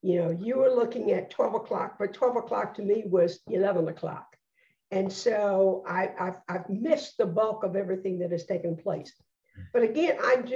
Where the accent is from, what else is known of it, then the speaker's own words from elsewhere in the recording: Birmingham, Alabama, United States; I am a person born and raised in Birmingham, Alabama